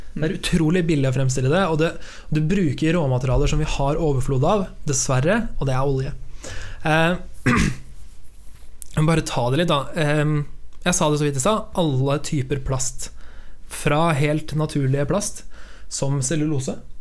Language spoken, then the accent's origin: Norwegian; Sarpsborg, Østfold, Norway; Borregaard, den store fabrikken hjemme i Sarpsborg